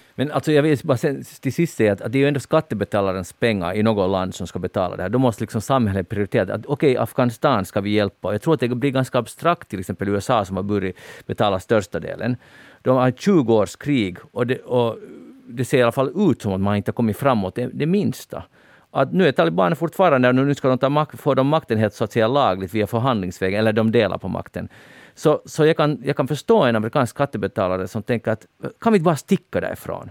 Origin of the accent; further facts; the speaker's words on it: Finland; som finlandssvensk